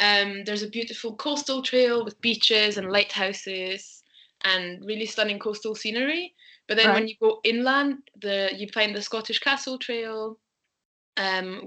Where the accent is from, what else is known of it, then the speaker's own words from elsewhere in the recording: Vienna, Austria; moved away as an adult; now in Glasgow, United Kingdom; growing up in Vienna as a kid